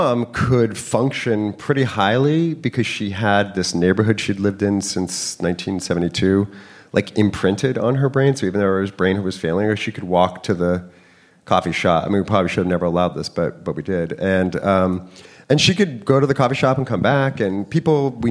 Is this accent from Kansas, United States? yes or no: no; San Francisco, California, United States; moved away as an adult; also born or lived in Napa Valley / New York; now in San Francisco, United States; I grew up mostly in San Francisco, but then went to high school in Napa Valley